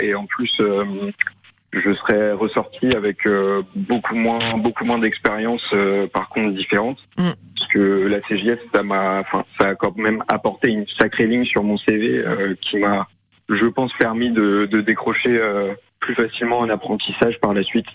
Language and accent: French; Pontivy, Brittany, France; je suis de Pontivy